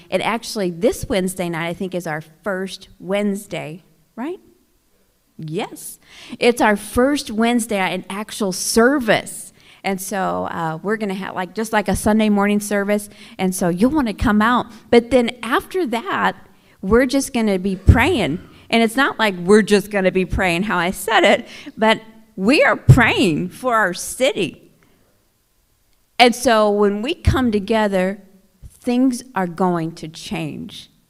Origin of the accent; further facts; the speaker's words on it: Oklahoma, United States; moved away as an adult; now in Flint, United States; I'm from Oklahoma originally. I'm an Oklahoma girl.